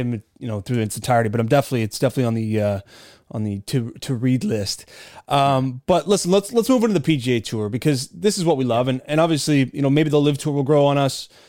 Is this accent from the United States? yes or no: no; Canada; I'm Canadian